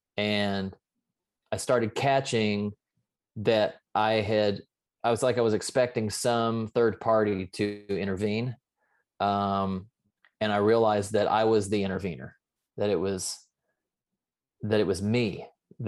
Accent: the South, United States; I was raised in the South

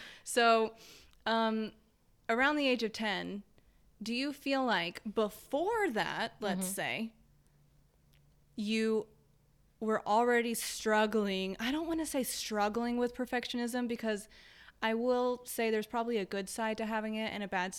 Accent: Texas, United States; I grew up in Texas.

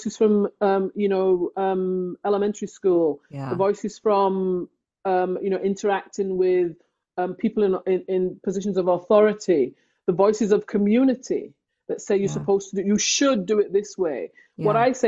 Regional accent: England, United Kingdom; moved away as an adult; now in Canada; I was born in England. I grew up in England

